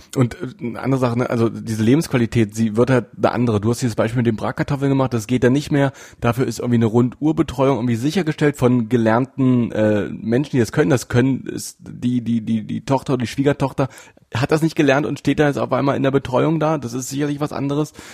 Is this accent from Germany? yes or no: yes; Saxony-Anhalt, Germany; hier bei uns in Sachsen-Anhalt